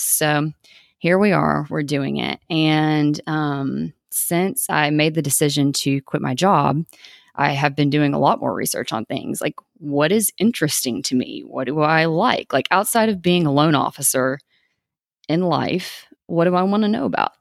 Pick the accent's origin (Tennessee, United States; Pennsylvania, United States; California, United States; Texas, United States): Tennessee, United States; East; also born or lived in Maryville, Tennessee; I was born in East Tennessee, um, and I lived in a traditional household.